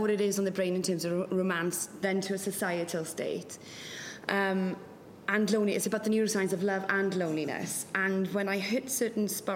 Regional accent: West Wales, United Kingdom; first language Welsh; English is a second language; moved away; I'm from a very, very loving family and a loving community as well in West Wales. In Welsh language, Welsh is my first language.

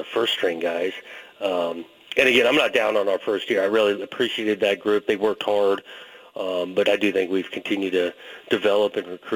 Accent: Southern California, United States; growing up in Southern California

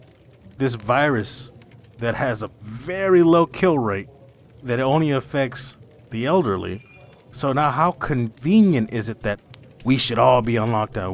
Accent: United States; I'm an American

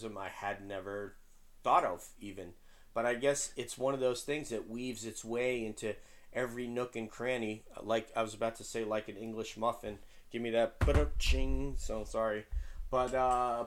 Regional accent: Peekskill, New York, United States; where I come from, Peekskill, is called upstate

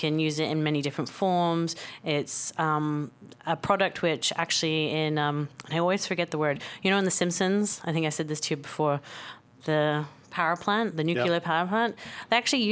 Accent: England, United Kingdom; also born or lived in White Rock, British Columbia, Canada; now in Canada; I was born in White Rock, and I lived here until I was about 9, and then moved to England and lived all around England

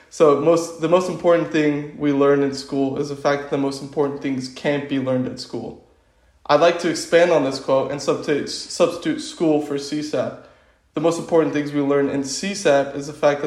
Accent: Tampa, Florida, United States; I'm originally from Tampa, Florida, and currently living in sunny Tampa, Florida

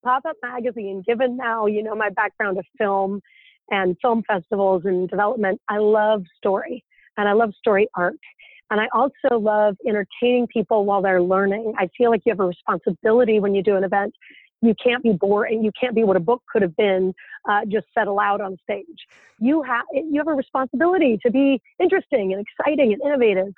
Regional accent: Idaho Falls, Idaho, United States; moved away as an adult; also born or lived in Utah; I grew up in Idaho Falls, Idaho

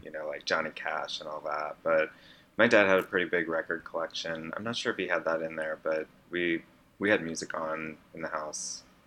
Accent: Iowa, United States; I grew up in Iowa

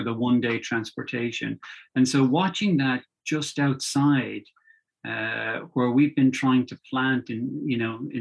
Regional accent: Dublin, Leinster, Ireland; I grew up in Dublin and lived in suburban Dublin.

